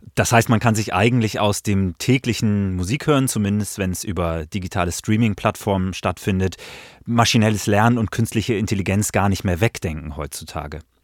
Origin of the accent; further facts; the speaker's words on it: Hamburg, Germany; ich bin zum Beispiel in Hamburg groß geworden